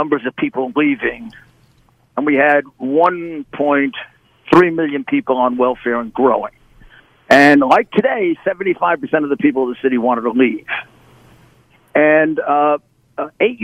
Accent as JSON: {"language": "English", "town": "New York City", "region": "New York", "country": "United States", "tie": "born or raised there", "said": "I'm a New Yorker. I'm a extremely, extremely dedicated New Yorker. I've basically grown up in New York City all my life. I was born there"}